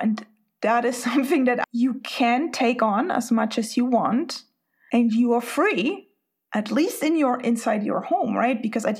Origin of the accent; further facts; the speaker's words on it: Spain; English is a second language; now in Sweden; but I'm Spanish, I grew up in Spain, and now I live in Sweden.